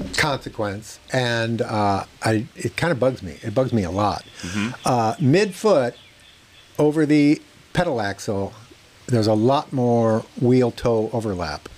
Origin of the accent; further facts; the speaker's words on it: McKinney, Texas, United States; I'm from McKinney